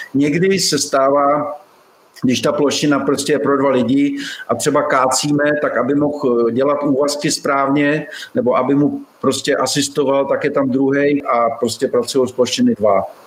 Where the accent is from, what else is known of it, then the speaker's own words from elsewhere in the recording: Liberec Region, Czechia; moved away as an adult; now in Tucson, United States; narodil jsem se v Českém ráji